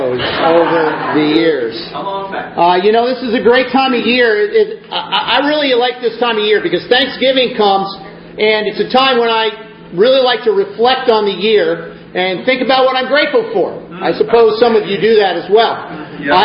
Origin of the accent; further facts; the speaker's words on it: Essex Junction, Vermont, United States; moved away as an adult; also born or lived in Michigan / Burlington, Vermont; I grew up in Essex Junction